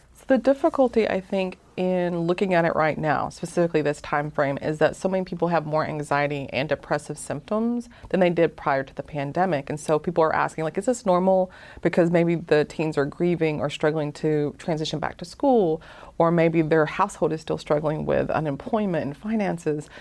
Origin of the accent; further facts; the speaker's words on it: Appalachian Mountains, Dade County, Georgia, United States; now in Hawaii, United States; I'm actually from the Appalachian Mountains